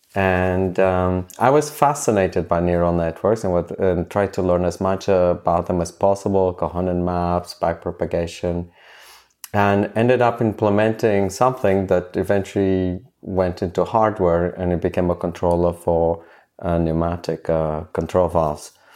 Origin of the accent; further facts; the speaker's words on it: South Africa; moved away as an adult; also born or lived in Cambridge; I went back to South Africa